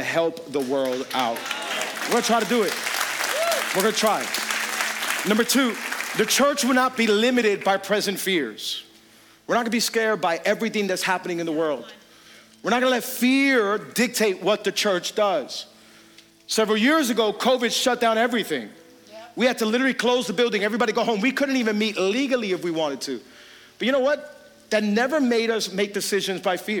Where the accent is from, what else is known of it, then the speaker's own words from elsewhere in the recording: Hialeah, Florida, United States; I grew up in Hialeah. You could take me out of Hialeah, but then you got to get Hialeah out of me